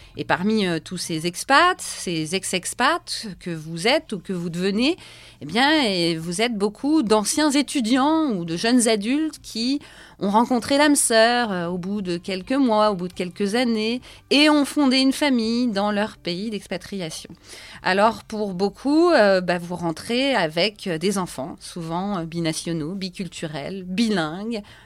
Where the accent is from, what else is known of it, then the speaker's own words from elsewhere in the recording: France; also born or lived in Canada; Je suis française, mon mari est britannique